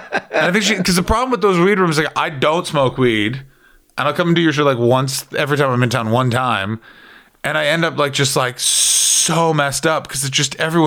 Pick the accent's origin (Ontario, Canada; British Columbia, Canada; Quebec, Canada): Ontario, Canada; Toronto; you say like, oh, I'm from Toronto, this is where Canada.